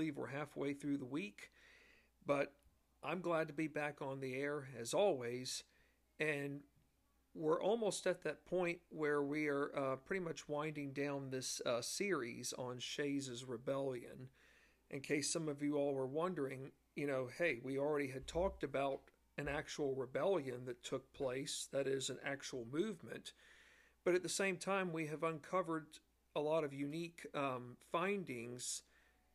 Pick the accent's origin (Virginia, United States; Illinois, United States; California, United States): Virginia, United States; I'm from Virginia and still live in the great state of Virginia